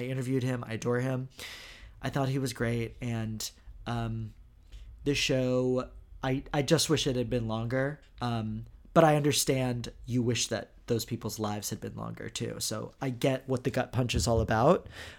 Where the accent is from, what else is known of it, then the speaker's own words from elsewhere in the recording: Houston, Texas, United States; moved away; I'm from Houston, my family's from Houston